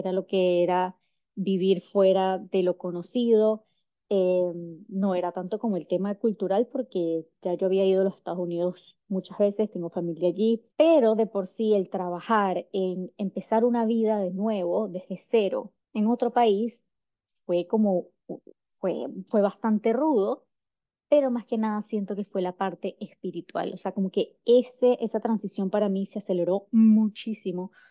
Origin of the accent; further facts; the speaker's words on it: Caracas, Capital District, Venezuela; moved away as an adult; also born or lived in United States; yo soy de Caracas, Venezuela.